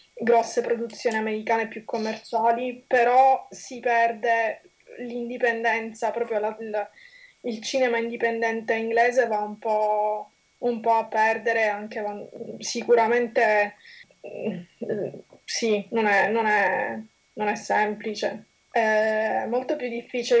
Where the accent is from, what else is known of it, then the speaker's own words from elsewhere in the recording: Sicily, Italy; accent: Sicilian; moved away as an adult; now in London, United Kingdom; come si può sentire anche dal mio accento, sono di origini siciliane